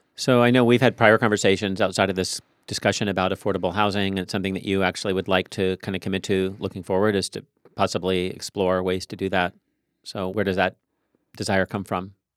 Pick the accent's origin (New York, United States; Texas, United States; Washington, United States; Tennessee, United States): Washington, United States; Tacoma; I grew up in Tacoma